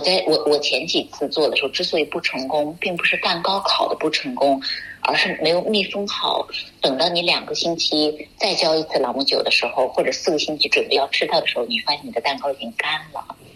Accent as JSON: {"language": "Chinese", "country": "China", "also_born_or_lived": "United Kingdom", "moved": "yes", "said": "我们中国人"}